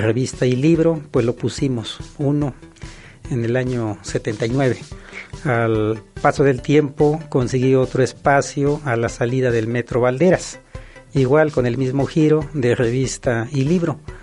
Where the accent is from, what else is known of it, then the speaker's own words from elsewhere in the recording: Chilacachapa, Guerrero, Mexico; lo aprendí en mi comunidad que se llama Chilacachapa Guerrero, ubicado en la zona norte